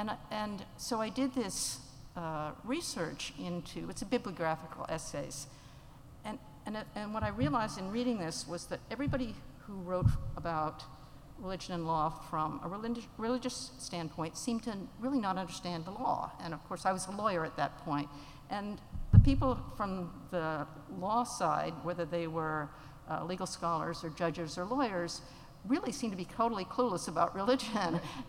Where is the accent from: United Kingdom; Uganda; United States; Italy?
Uganda; So I grew up in Uganda, in pre-independence Uganda. My parents were anthropologists. I like to say I grew up in anthropology land.